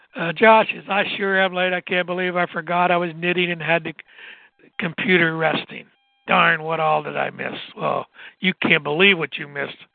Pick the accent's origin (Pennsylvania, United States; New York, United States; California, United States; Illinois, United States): Pennsylvania, United States; Southwest; I'm from Southwest Pennsylvania.